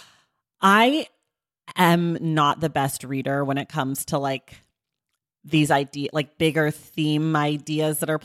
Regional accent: United States; As an American

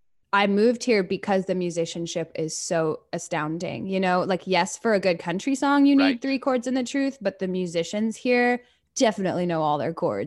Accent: Paris, Île-de-France, France; I really loved growing up in Paris.

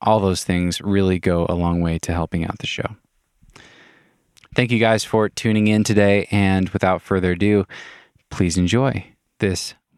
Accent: Wenatchee, Washington, United States; moved away as an adult; now in Waco, United States; I'm from Wenatchee

